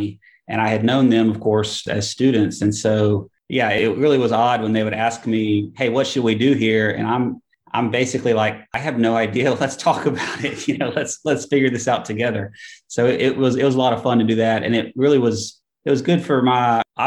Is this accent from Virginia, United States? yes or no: no; Huntsville, Alabama, United States; also born or lived in Birmingham, Alabama; we moved from Birmingham back up to Huntsville, which is my hometown, in 2013